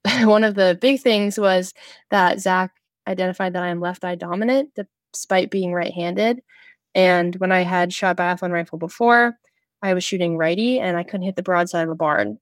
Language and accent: English; Jackson, New Hampshire, United States; Jackson Nordic Center, which is my hometown Nordic Center